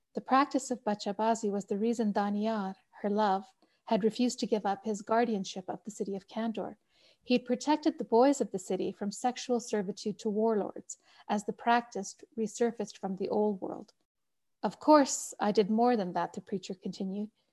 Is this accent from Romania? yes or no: no; Canada; moved away as an adult; also born or lived in Pakistan (family); now in Colorado, United States; I'm Canadian